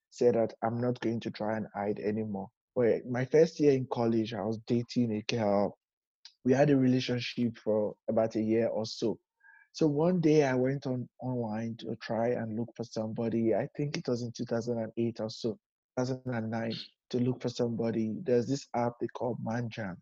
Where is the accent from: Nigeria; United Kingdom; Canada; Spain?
Nigeria; moved away as an adult; now in New York City, United States; I'm from Nigeria originally